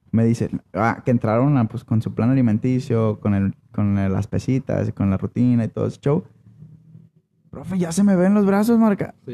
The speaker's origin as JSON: {"language": "Spanish", "country": "Mexico", "said": "los mexicanos somos huevones para algunas cosas."}